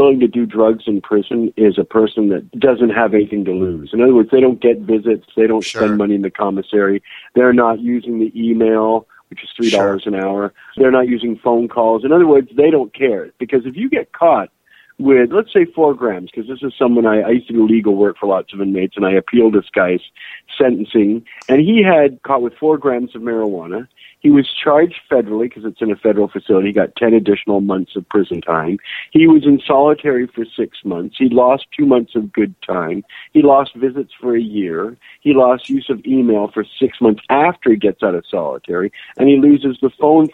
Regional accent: Canada; I spent an extra 2 months at a deportation center because I'm Canadian

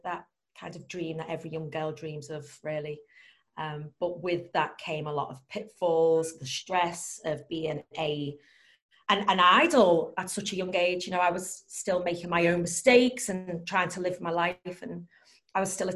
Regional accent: Liverpool, North West England, United Kingdom; I was born and raised in Liverpool.

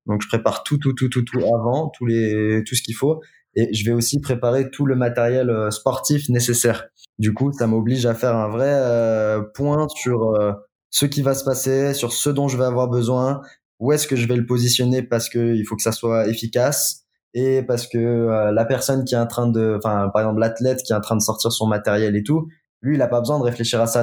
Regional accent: Lyon, Auvergne-Rhône-Alpes, France; Je suis lyonnais.

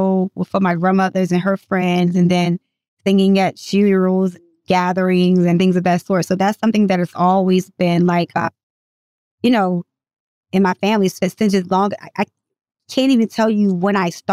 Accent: Baltimore, Maryland, United States; also born or lived in Norfolk, Virginia / California; I was raised in Norfolk up until I was like six. And then my mom moved to the west side of Baltimore. So Baltimore is ultimately the streets that raised me. So that's what I consider home

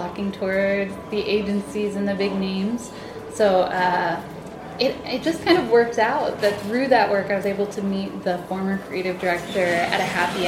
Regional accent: New Jersey, United States; moved away as an adult; now in Washington, D.C., United States; I grew up mostly in New Jersey

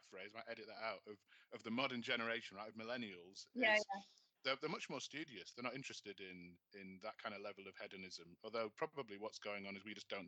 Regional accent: Manchester, North West England, United Kingdom; where I grew up in Manchester

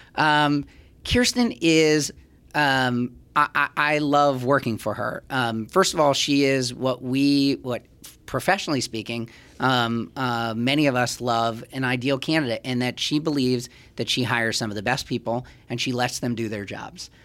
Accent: New York City, New York, United States; I'm a Jew from Manhattan

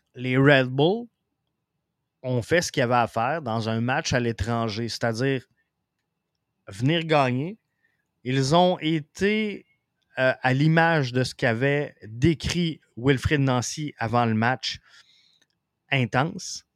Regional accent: Quebec City, Quebec, Canada; now in Rivière-du-Loup, Canada; Je viens de Québec, mais euh, je demeure à Rivière-du-Loup

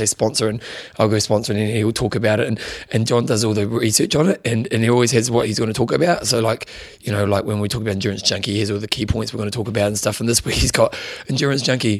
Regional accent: New Zealand; us Kiwis, what we do is we claim anyone who's ever spent a day in New Zealand.

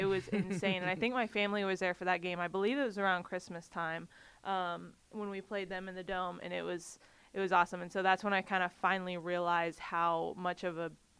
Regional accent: Dallas, Texas, United States; moved away as an adult; now in New Orleans, United States; So I am from Dallas

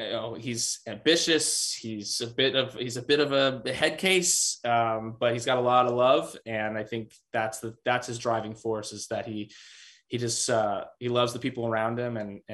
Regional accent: New York, United States; I'm from New York

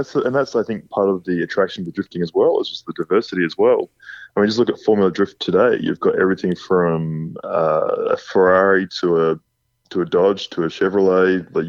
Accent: West Coast of Australia, Western Australia, Australia; moved away as an adult; also born or lived in Lancelin, Western Australia; now in Texas, United States; Where I grew up on the West Coast, we didn't have annual inspections and things like that.

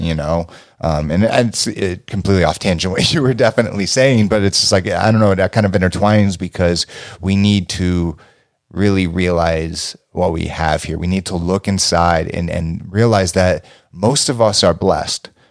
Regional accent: Los Angeles, California, United States; me growing up in California, Los Angeles

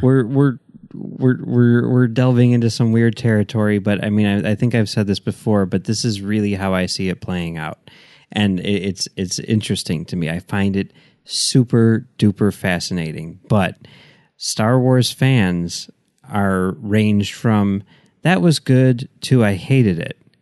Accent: Chicago, Illinois, United States; I grew up in Chicago

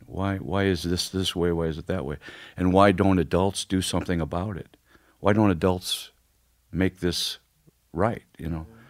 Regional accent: Ferguson, Missouri, United States; I grew up in Ferguson

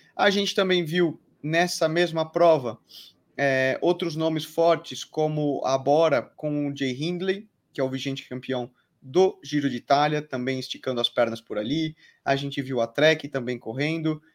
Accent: Brazil; also born or lived in Burgos, Spain; nós, como brasileiros

